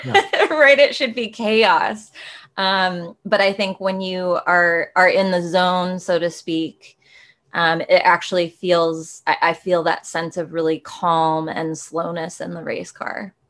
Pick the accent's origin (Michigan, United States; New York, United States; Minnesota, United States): Minnesota, United States; Rochester; I got to grow up in the, the, very cold Minnesota